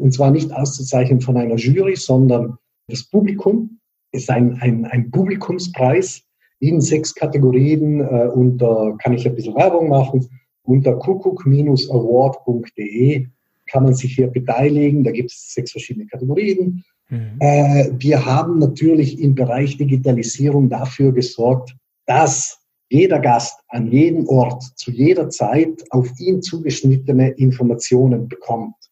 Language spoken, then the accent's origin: German; Bolzano, Trentino-Alto Adige, Italy; moved away as an adult; now in Freiburg, Germany; aus der Stadt, aus der ich komme, aus Bozen